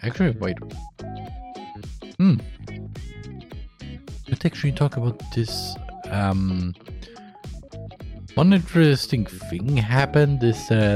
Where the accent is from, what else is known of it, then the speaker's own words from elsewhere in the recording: Austria; first language German; English is a second language; I'm from Austria. In Austria, our native language is German